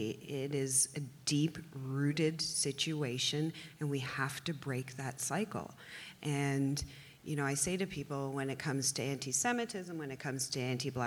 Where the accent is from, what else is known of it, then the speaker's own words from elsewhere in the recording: Toronto, Ontario, Canada; I remember growing up in the Toronto public school system